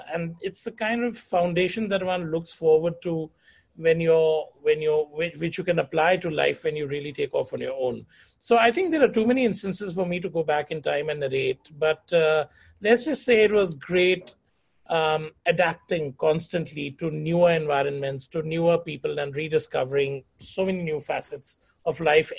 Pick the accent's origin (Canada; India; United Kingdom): India; Jodhpur, Rajasthan; born there; also born or lived in Delhi / Chandigarh / Pune / Lucknow; I was born in Jodhpur, and from there moved to Delhi, from Delhi to Chandigarh, then Chandigarh to Pune, Pune to Lucknow, and then back to Chandigarh.